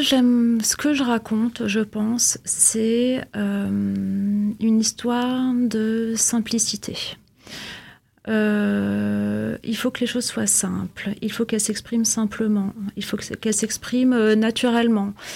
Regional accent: Vienna, Austria; now in Villeneuve-d'Ascq, France; j'ai grandi à Vienne, donc forcément la langue allemande me parle

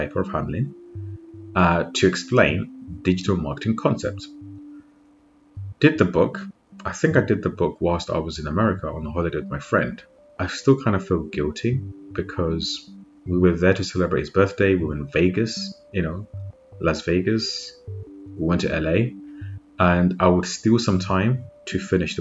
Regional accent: Zimbabwe; now in United Kingdom; I'm actually born and raised in Zimbabwe

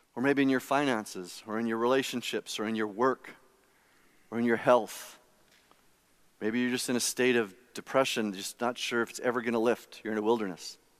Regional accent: Saskatchewan, Canada; I grew up in Saskatchewan, and it's not like Calgary

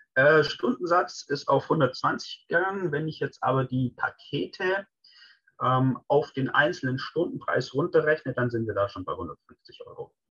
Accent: Swabia, Germany; als Schwabe

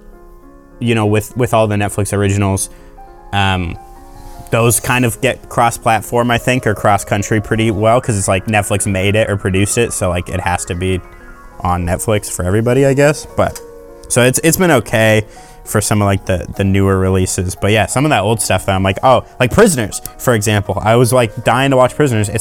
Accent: British Columbia, Canada; I was born in British Columbia.

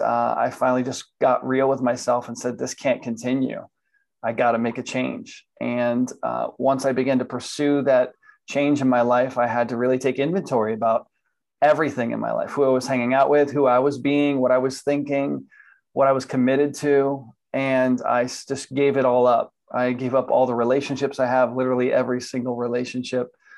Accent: Miami, Florida, United States; moved away as an adult; now in Atlanta, United States; I was born in Miami, Florida, and I spent pretty much 40 years in Florida growing up. And I'm now currently in Atlanta, Georgia

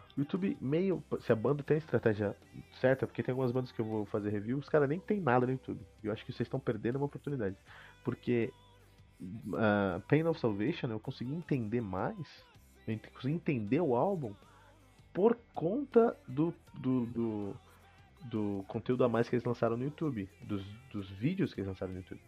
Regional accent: Cotia, São Paulo, Brazil; Portuguese is a second language; moved away; eu cresci em Cotia

